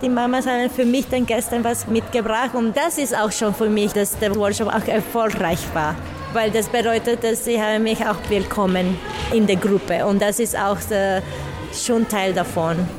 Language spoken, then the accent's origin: German; Nicaragua; German is a second language; moved away; Ich komme aus Nicaragua und ich bin Performerin, Tänzerin und Tanzpädagogin